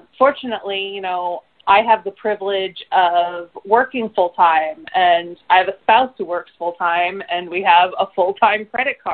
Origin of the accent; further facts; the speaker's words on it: Seattle, Washington, United States; I grew up in the Seattle area